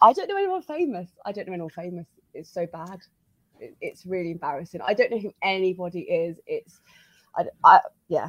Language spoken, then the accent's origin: English; United Kingdom; I'm British